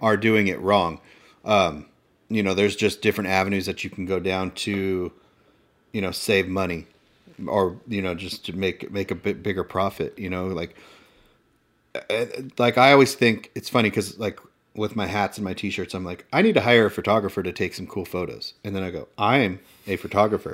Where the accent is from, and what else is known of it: Inland Empire, Southern California, United States